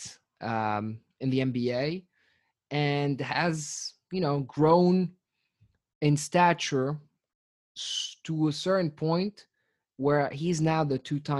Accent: Tunis, Tunis Governorate, Tunisia; I'm from Tunis, the capital of Tunisia

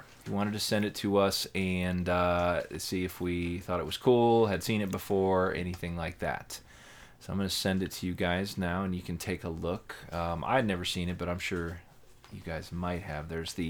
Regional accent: California, United States; I grew up in Southern California, had many visits to Disneyland as a kid.

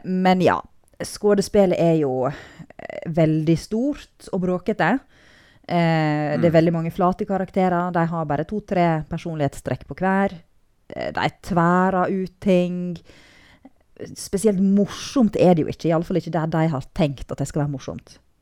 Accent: Nordfjord, Vestland, Norway; jeg er nordfjording

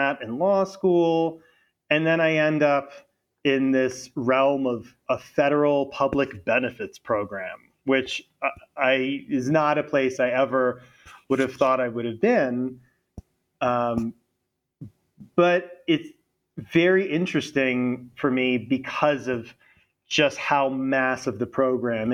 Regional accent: Florida, United States; also born or lived in London; I am from Florida, and I went to college in Florida at Florida State

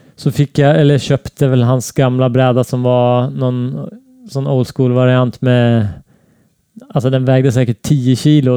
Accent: Näsåker, Västernorrland County, Sweden; Jag växte upp i en liten by i Norrland som heter Näsåker

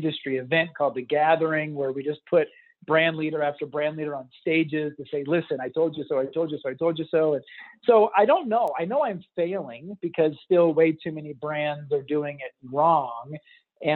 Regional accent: Texas, United States; I grew up in Texas playing football

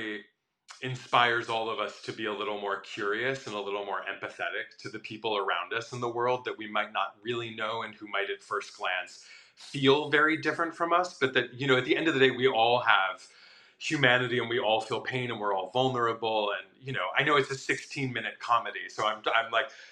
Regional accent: Midwest, United States; moved away; I grew up in a very conservative Midwestern town

